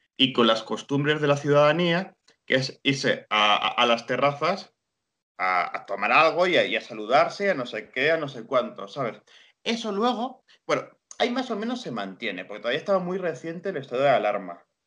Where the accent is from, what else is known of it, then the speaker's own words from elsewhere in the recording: Guadalajara, Castilla-La Mancha, Spain; yo soy de Guadalajara, España, que lo digo, estoy en, Castilla-La Mancha